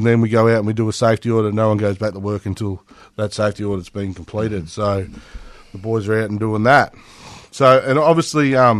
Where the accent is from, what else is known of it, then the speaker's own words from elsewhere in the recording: Otway Ranges, Victoria, Australia; I grew up riding motorbikes in the Otway Ranges